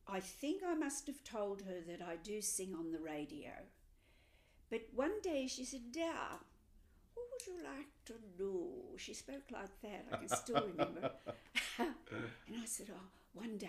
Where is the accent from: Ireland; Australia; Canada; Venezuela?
Australia; Melbourne, Victoria; moved away; I'm from Melbourne originally